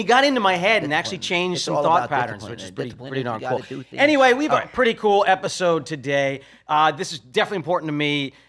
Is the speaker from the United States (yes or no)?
yes; East Coast, United States; We're Italians from the East Coast.